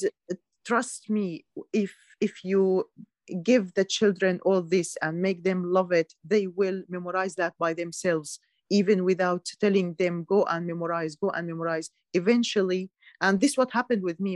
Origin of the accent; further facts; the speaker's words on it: Syria; moved away as an adult; now in United Kingdom; I was born in Syria, lived yeah. all my life in Syria